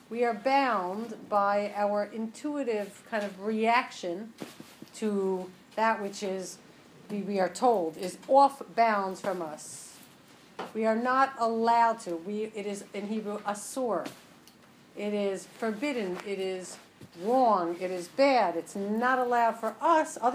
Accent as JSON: {"language": "English", "town": "Westchester", "region": "New York", "country": "United States", "lives_now": "New York, United States", "said": "I'm from Westchester, New York, now living on the Upper East Side."}